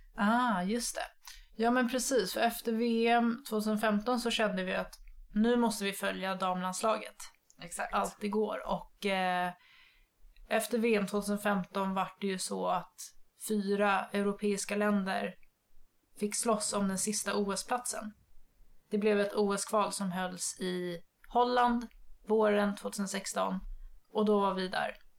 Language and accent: Swedish; Nynäshamn, Stockholm County, Sweden; Jag är från eh, Nynäshamn söder om Stockholm